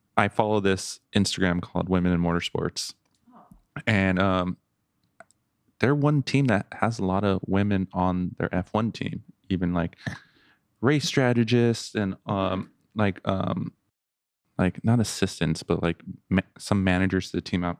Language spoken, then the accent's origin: English; Los Angeles, California, United States; growing up in L